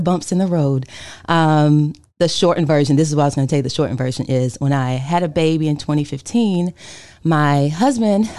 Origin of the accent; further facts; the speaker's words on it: Winston-Salem, North Carolina, United States; moved away; also born or lived in Chicago; I moved here from Chicago. I'm from Winston-Salem, and I got married, so I moved back